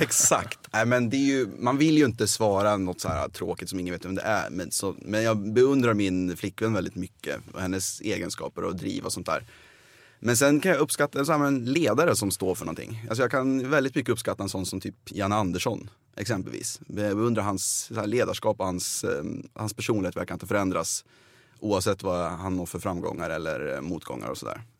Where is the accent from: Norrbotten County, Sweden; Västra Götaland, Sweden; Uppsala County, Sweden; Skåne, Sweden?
Uppsala County, Sweden; outside Uppsala; jag är uppväxt utanför Uppsala